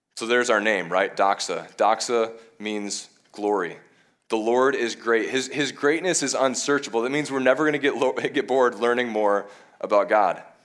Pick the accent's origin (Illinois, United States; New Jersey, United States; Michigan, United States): Michigan, United States; moved away as an adult; also born or lived in Bowling Green, Ohio; now in Madison, United States; I'm originally from Michigan